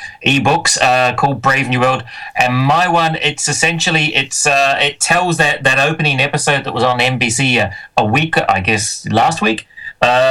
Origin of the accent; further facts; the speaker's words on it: New Zealand; moved away as an adult; now in Scotland, United Kingdom; I'm from New Zealand originally, although I live in Scotland.